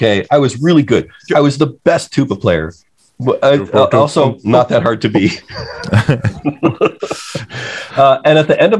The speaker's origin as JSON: {"language": "English", "town": "Detroit", "region": "Michigan", "country": "United States", "tie": "born or raised there", "said": "I grew up in the suburbs of Detroit. I used to just say I'm from Detroit, and then I came to understand that there's a real, the suburbs of Detroit are different from"}